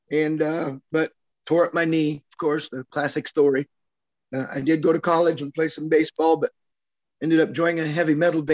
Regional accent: Southeast Iowa, United States; now in Tennessee, United States; I grew up in Southeast Iowa.

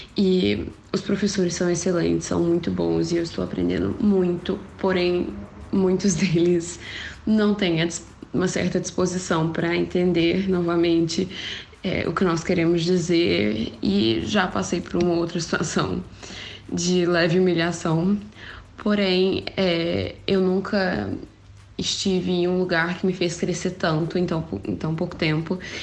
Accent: Minas Gerais, Brazil; moved away as an adult; now in Portugal; eu sou mineira, vim do interior

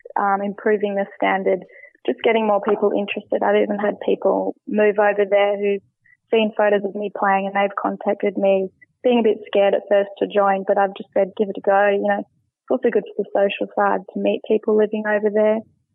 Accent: Sydney, New South Wales, Australia; moved away as an adult; also born or lived in London; I grew up in Sydney

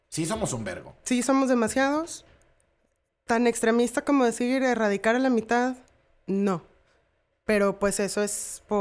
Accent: Mexico; Soy mujer. Soy mexicana.

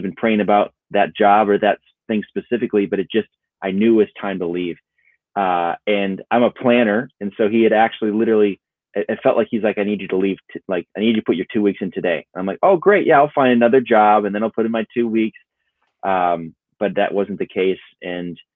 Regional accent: Minnesota, United States; growing up in Minnesota, it was a pipe dream to do anything in film or video

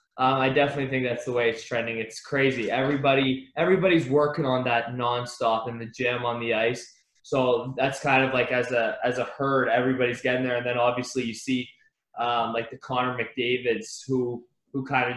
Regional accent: Ottawa, Ontario, Canada; Yeah, we would like have the half season tickets to the Sens games.

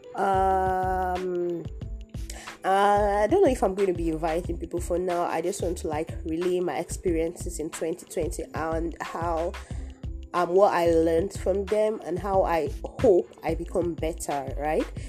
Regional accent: Nigeria; my home country, Nigeria

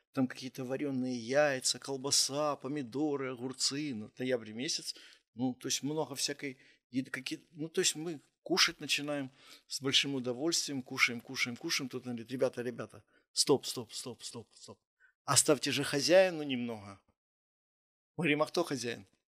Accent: Kyiv, Ukraine; also born or lived in Kharkiv; я из Киева

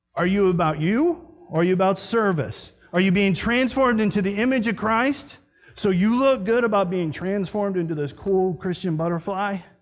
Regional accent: Scotland, United Kingdom; I'm Scottish

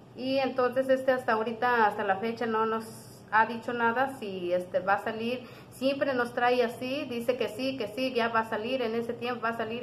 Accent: Yahualica, Hidalgo, Mexico; vengo de la comunidad de Susolpa, municipio de Yagualita

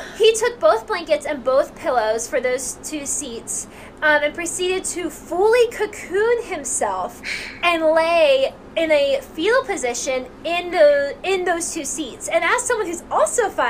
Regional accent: United States; we as Americans really value personal space

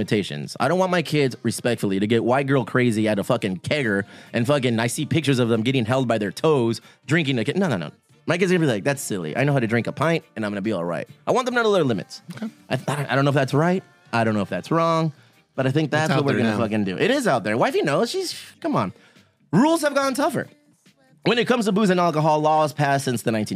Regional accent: Bonita, California, United States; I grew up in Bonita, so it was like, it was a cornucopia of people

